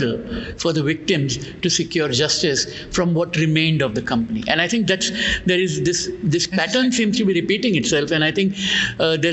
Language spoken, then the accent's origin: English; India; I was born in India